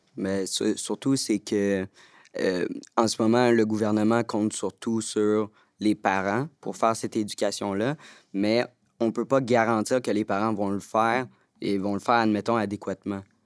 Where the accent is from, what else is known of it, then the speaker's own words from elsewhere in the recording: Montreal, Quebec, Canada; Je viens de Montréal